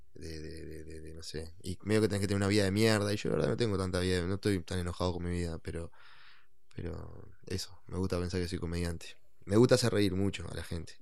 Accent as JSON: {"language": "Spanish", "region": "Maldonado", "country": "Uruguay", "tie": "born or raised there", "said": "yo oriundo de la ciudad de oriundo de la ciudad de Maldonado, San Fernando de Maldonado. Nací ahí"}